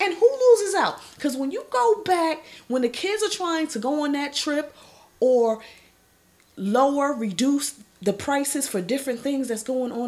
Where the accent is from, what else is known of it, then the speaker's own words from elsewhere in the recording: New Jersey, United States; I represent Jersey to the fullest, born and raised in the Garden State